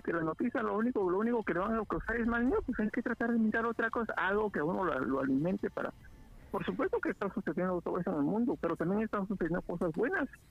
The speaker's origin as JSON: {"language": "Spanish", "region": "Quetzaltenango", "country": "Guatemala", "tie": "born or raised there", "also_born_or_lived": "Guatemala City", "accent": "Mexican", "moved": "as an adult", "lives_now": "United States", "said": "yo nací en Sera y crecí en Sera casi toda, hasta los 20 años."}